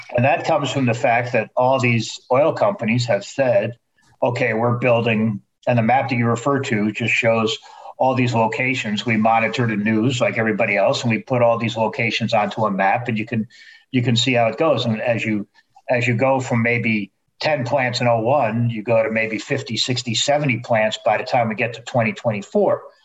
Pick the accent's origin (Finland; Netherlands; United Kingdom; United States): Netherlands; moved away; my home country